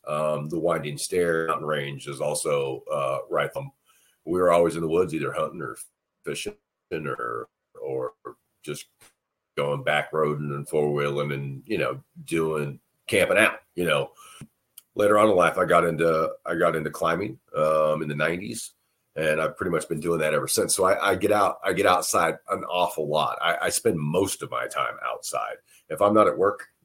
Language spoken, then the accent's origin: English; Eastern Oklahoma, United States; also born or lived in California; I grew up in Oklahoma, Eastern Oklahoma.